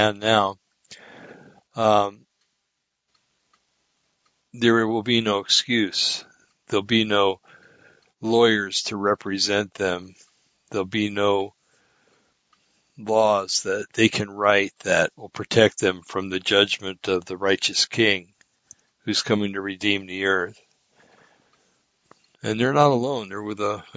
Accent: New Jersey, United States; I was born in New Jersey

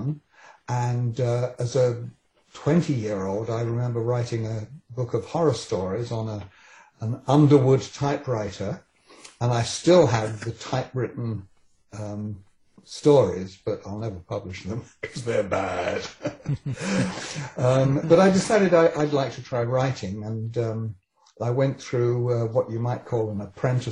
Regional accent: England, United Kingdom; accent: British; moved away as an adult; now in Vancouver, Canada; I was born in England and came here quite young. I was 27 when I came here

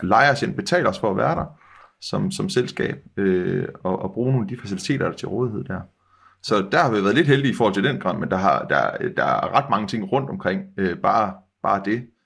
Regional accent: West Jutland, Central Denmark Region, Denmark; vi er jo vestjyder øh, begge

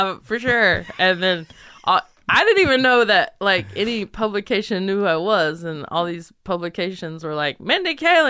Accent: Belmont, North Carolina, United States; I am from Belmont. It's a small town in North Carolina outside of Charlotte.

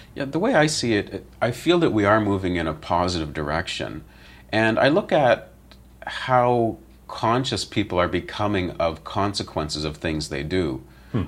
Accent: London, Ontario, Canada; I grew up in London, Ontario

